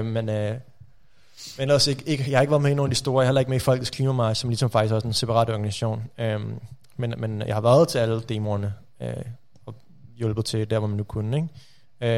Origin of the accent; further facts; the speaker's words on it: Rudersdal Municipality, Capital Region of Denmark, Denmark; Rudersdal Kommune, mm. øh, der hvor jeg kommer fra